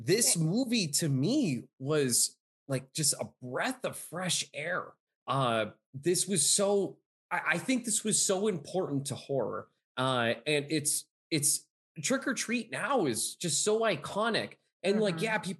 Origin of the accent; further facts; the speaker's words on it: Pennsylvania, United States; I'm from Pennsylvania.